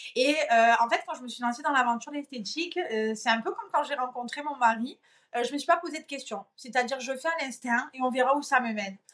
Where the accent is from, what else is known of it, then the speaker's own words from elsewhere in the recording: Marseille, Provence-Alpes-Côte d'Azur, France; moved away; also born or lived in Corsica; je suis originaire de Marseille